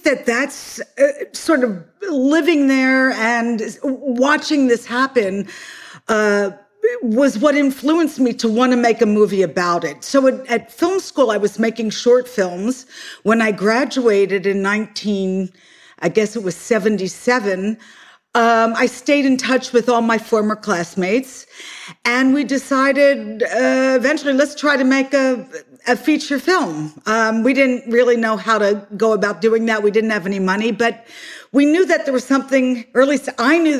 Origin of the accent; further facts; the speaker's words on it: Philadelphia, Pennsylvania, United States; moved away as an adult; also born or lived in New York City; I'm originally from Philadelphia, and I moved to New York City in 1974 to go to NYU Film School.